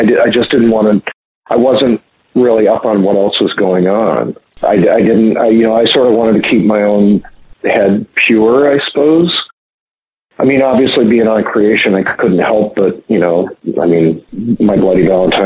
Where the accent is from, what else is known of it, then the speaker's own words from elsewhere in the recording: near Montreal, Quebec, Canada; moved away; also born or lived in Minnesota; I grew up near Montreal